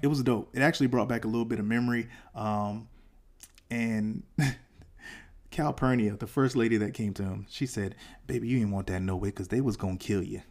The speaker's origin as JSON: {"language": "English", "region": "the South", "country": "United States", "said": "I'm from the South"}